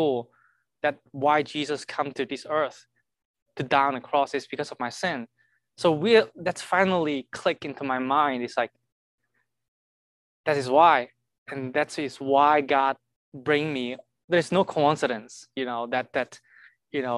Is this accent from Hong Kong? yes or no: yes; Hong Kong; moved away as an adult; now in Kansas City, United States; I'm from Hong Kong. I've been here, I think 6.5 years already